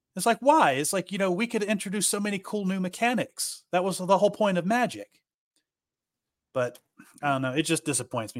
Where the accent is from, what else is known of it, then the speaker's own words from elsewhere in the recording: Appalachia, United States; I grew up in Appalachia, so we are very poor out here.